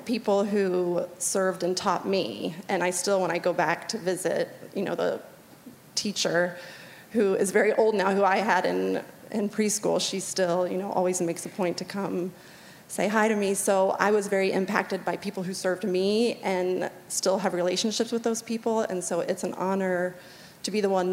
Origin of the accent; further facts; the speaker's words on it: Virginia, United States; moved away as an adult; I grew up in Virginia, and then I moved out here in 2000